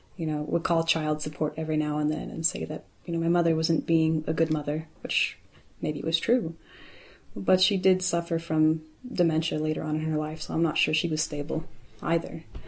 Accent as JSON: {"language": "English", "town": "Louisville", "region": "Kentucky", "country": "United States", "said": "I'm from Louisville, Kentucky"}